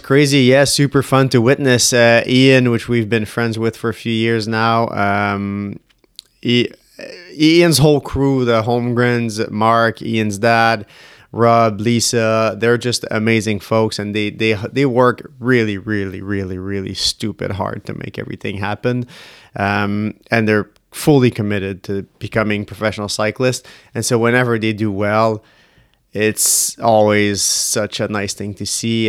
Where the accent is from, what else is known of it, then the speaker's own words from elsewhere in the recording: Canada; we're Canadian